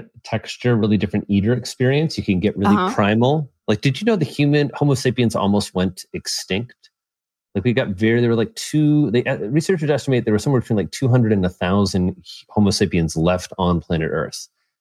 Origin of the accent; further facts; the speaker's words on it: Indiana, United States; I'm a Hoosier